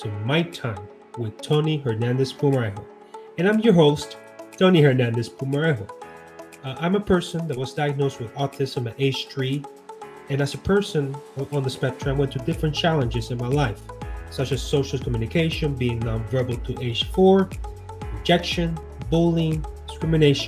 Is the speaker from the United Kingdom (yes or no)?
no; Puerto Rico; I'm Boricua, so I was born and raised in Puerto Rico